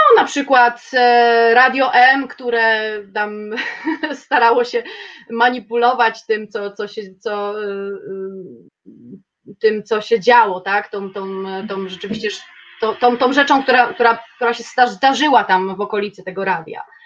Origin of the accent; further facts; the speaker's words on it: Kielce, Świętokrzyskie Voivodeship, Poland; jestem z Kielc